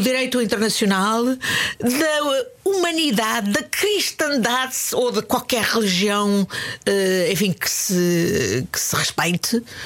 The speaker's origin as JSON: {"language": "Portuguese", "region": "Lisbon", "country": "Portugal", "tie": "born or raised there", "also_born_or_lived": "Indonesia", "said": "quando era miúda, vivia em Benfica e fazia ginástica no Benfica."}